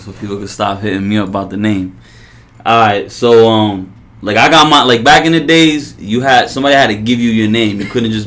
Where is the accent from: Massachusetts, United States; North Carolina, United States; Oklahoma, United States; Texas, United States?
Massachusetts, United States; Worcester; I grew up in Worcester